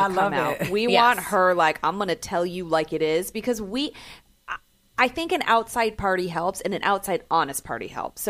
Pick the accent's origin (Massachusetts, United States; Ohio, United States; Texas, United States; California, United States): California, United States; San Francisco; where I grew up in San Francisco